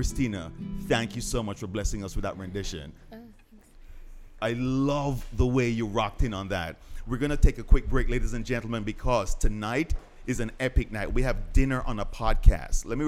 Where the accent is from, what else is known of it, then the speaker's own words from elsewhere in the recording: Jamaica; I'm Jamaican